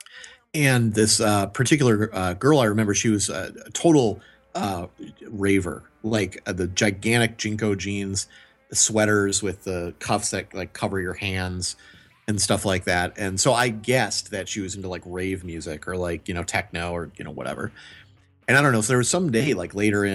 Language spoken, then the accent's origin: English; Milwaukee, Wisconsin, United States; growing up in Milwaukee